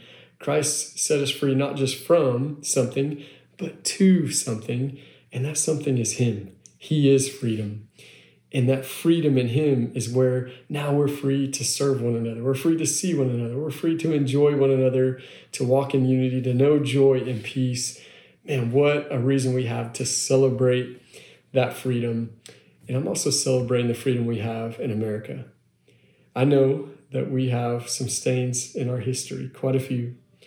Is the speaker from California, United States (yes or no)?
no; Long Island, New York, United States; now in Texas, United States; That's where I'm from originally, believe it or not. I know this accent doesn't say that, but I am from Long Island, New York originally.